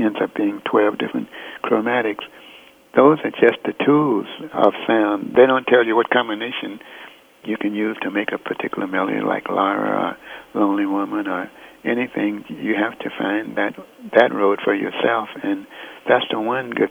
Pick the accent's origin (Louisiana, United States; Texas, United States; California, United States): Texas, United States; Fort Worth; moved away; I was born in Fort Worth